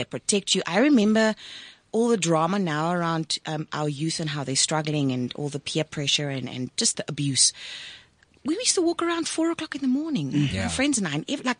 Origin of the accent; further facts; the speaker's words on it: South Africa; first language Afrikaans; English is a second language; And like obviously Afrikaans is my mother tongue, right? So I watched my mom once when I went home.